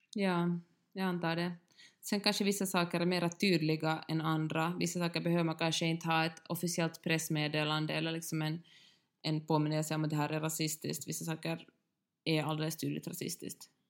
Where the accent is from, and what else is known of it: Finland